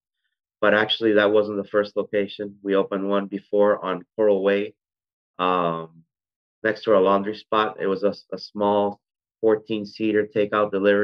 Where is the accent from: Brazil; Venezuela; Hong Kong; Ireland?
Venezuela; moved away as an adult; now in United States; I was actually born and raised in Venezuela, and moved permanently to the United States in about a year 2000, when I started attending FIU